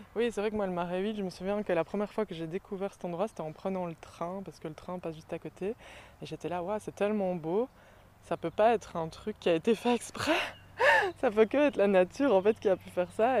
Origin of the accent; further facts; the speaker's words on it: Brussels, Brussels-Capital Region, Belgium; Je suis bruxelloise euh, depuis toujours